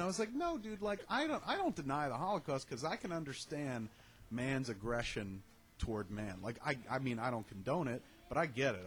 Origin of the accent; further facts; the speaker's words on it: United States; I'm from America.